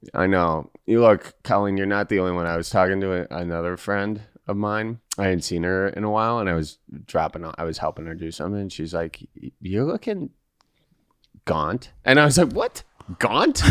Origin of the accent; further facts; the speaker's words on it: Midwest, United States; me being from, you know, the Midwest